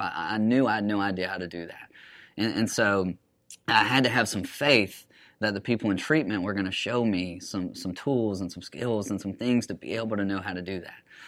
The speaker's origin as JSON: {"language": "English", "town": "Huntsville", "region": "Alabama", "country": "United States", "tie": "born or raised there", "said": "I'm from Huntsville, so grew up around there"}